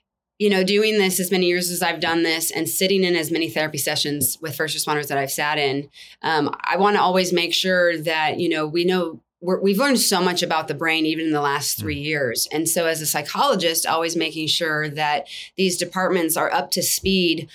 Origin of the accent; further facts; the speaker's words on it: Southern California, United States; moved away as an adult; now in Texas, United States; I lived in California, born and raised in SoCal